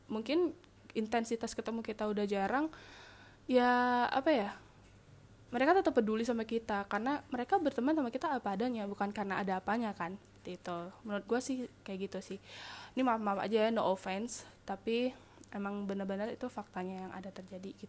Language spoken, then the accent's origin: Indonesian; Sumatra, Indonesia; karena gue emang anak rantau kan di sana gitu kayak gue anak Sumatera mereka orang Jawa